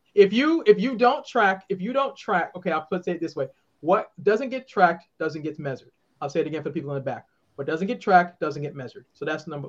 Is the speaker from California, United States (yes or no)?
no; Boston, Massachusetts, United States; moved away as an adult; now in Maryland, United States; I'm originally from Boston, live in the great state of Maryland